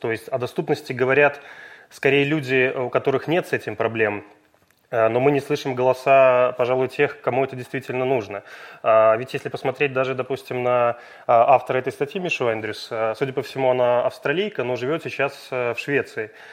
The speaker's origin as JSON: {"language": "Russian", "region": "Minsk", "country": "Belarus", "said": "живу в Минске"}